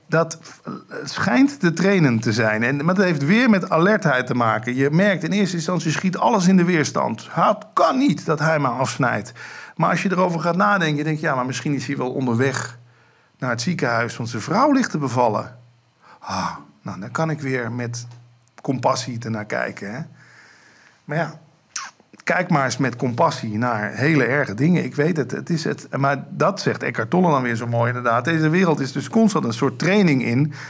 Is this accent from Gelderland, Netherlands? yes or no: no; Limburg, Netherlands; Ik kom uit Limburg